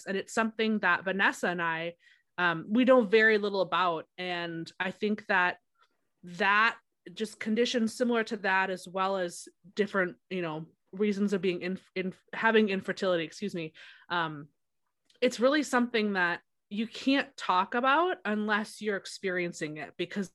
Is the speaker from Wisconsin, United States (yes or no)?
yes; Wisconsin, United States; now in South Carolina, United States; I live in South Carolina right now, but I'm from Wisconsin.